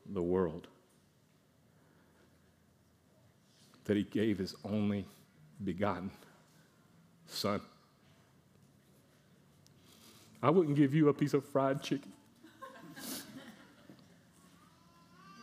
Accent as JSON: {"language": "English", "country": "United States", "said": "I'm an American"}